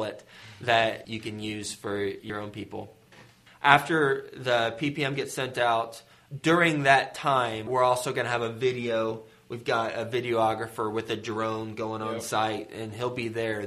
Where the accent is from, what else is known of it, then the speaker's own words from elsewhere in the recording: Fort Worth, Texas, United States; I was raised in Fort Worth, Texas, in Aledo, West Fort Worth